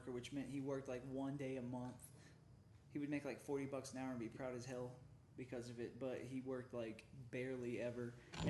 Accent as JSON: {"language": "English", "town": "Kansas City", "country": "United States", "moved": "yes", "lives_now": "Colorado Springs, United States", "said": "I'm from Kansas City, which there's no cowboys out there"}